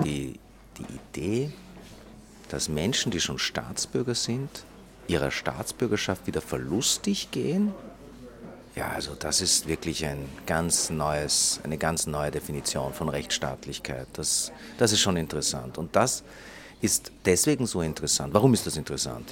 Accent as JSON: {"language": "German", "country": "Israel", "tie": "born or raised there", "said": "ich bin geboren in Israel"}